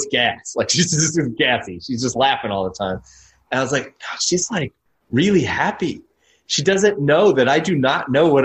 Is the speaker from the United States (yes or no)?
yes; Tennessee, United States; where did you grow up? And I said, Tennessee